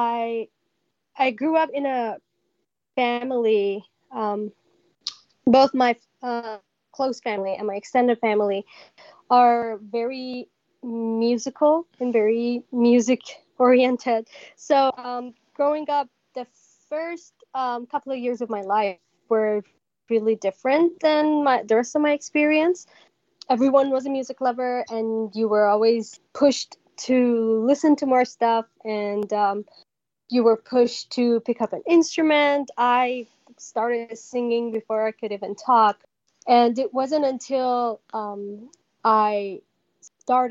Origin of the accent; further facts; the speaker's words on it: Iran; now in Vancouver, Canada; I'm also originally from Iran, but I live in Vancouver now